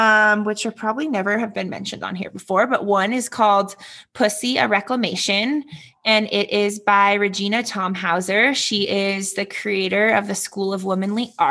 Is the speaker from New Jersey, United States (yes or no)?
no; Redondo Beach, California, United States; now in Denver, United States; I am originally born and raised in Redondo Beach, California